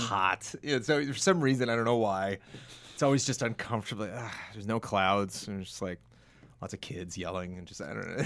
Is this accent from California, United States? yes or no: yes; California, United States; as a Californian